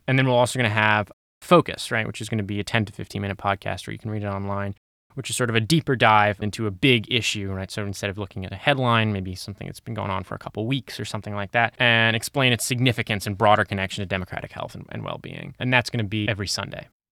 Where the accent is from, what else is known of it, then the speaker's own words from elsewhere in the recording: Santa Monica, California, United States; I'm from Santa Monica, California, which is where we are